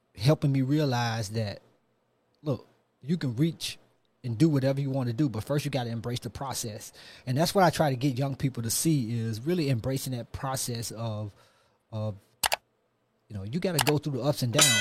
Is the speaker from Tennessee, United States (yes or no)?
yes; Memphis, Tennessee, United States; I'm from Memphis. Um, grew up in North Memphis